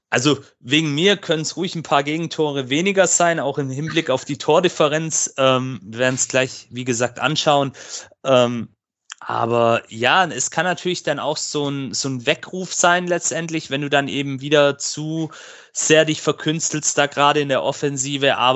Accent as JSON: {"language": "German", "town": "Stuttgart", "region": "Baden-Württemberg", "country": "Germany", "said": "Wir gucken natürlich auch als Stuttgarter gespannt auf dieses Spiel und schauen mal, was dabei rauskommt."}